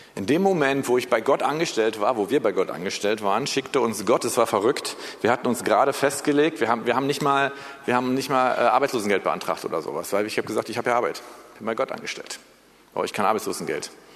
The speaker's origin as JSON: {"language": "German", "country": "Germany", "also_born_or_lived": "United States", "said": "Wir sollen als Deutsche"}